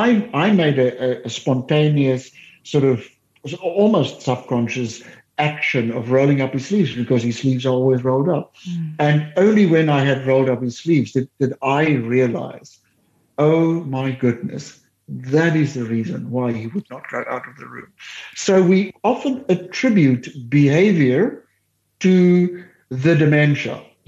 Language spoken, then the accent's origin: English; Heidelberg, Western Cape, South Africa; they moved to Heidelberg, where I grew up in the Cape